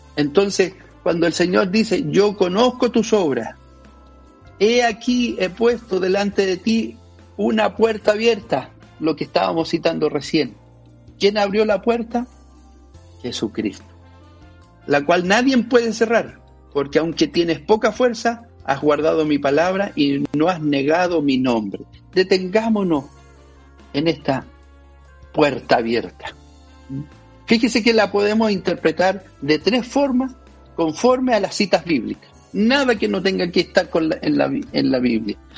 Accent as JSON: {"language": "Spanish", "country": "Chile", "said": "nosotros como chilenos"}